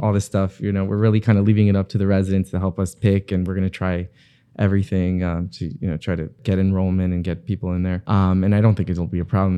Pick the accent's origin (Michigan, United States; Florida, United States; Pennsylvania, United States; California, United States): Florida, United States; Bal Harbour; I grew up in Bay Harbor